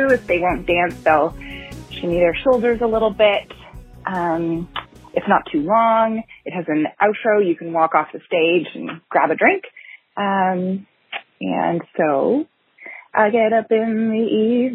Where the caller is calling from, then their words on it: Toronto, Ontario, Canada; I'm calling from Toronto, Ontario, Canada